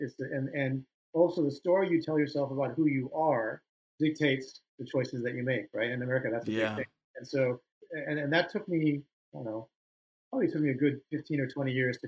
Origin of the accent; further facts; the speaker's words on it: United States; I was born in the States, but my parents had recently immigrated